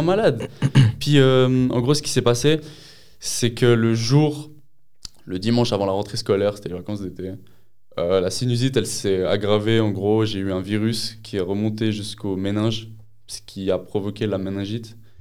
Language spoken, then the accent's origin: French; Lausanne, Vaud, Switzerland; j'ai 20 ans, je viens de Lausanne